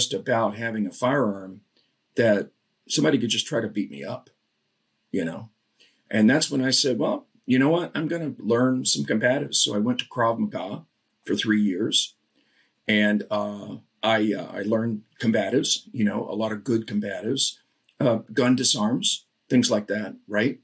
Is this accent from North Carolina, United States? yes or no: no; Florida, United States; I grew up in Florida.